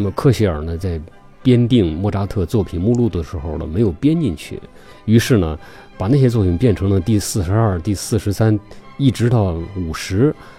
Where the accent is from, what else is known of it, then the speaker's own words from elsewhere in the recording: China; 我们中国人说同行是冤家